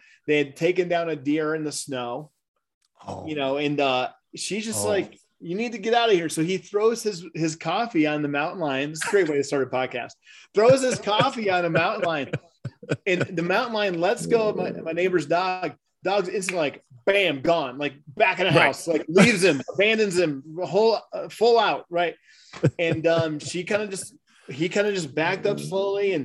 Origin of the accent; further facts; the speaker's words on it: Michigan, United States; moved away as an adult; now in Colorado, United States; I'm actually from Michigan, but I've been here for like 27 years. So I moved out here when I was 21.